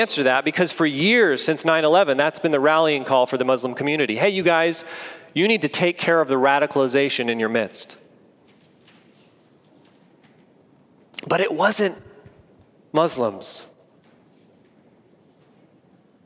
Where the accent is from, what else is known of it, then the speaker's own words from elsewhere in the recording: United States; as an American